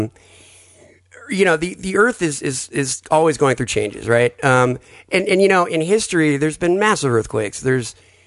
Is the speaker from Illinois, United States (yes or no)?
no; Southern California, United States; I'm from Southern California